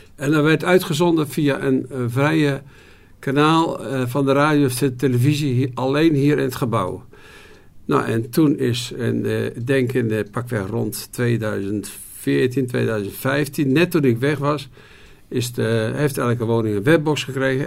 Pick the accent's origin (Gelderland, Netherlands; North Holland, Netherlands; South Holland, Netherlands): South Holland, Netherlands; Goeree-Overflakkee, South Holland islands, Netherlands; now in Wolfheze, Netherlands; ik ben eh, geboren op de Zuid-Hollandse eilanden, Goede Overige